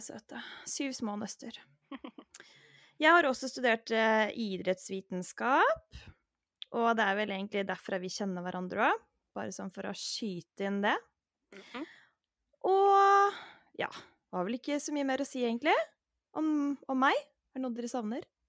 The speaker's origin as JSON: {"language": "Norwegian", "town": "Hvasser", "region": "Vestfold", "country": "Norway", "also_born_or_lived": "Løren, Oslo", "moved": "yes", "lives_now": "Oslo, Norway", "said": "jeg kommer egentlig fra Hvasser utafor Tjøme, men nå bor jeg på Løren"}